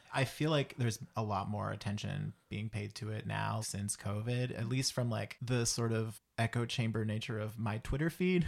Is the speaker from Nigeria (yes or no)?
no; Antigonish, Nova Scotia, Canada; I'm from Antigonish